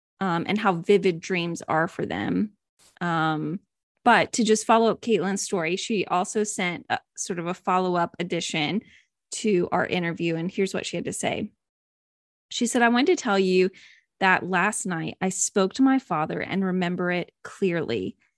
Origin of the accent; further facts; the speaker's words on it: Lake George, New York, United States; And my brother and I, we grew up in Lake George, New York. So we have a lot of stories there.